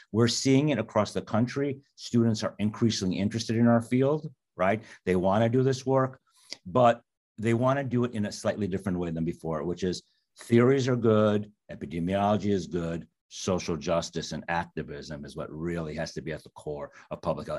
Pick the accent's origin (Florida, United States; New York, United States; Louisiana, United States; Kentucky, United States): New York, United States; New York City; I grew up in Queens, New York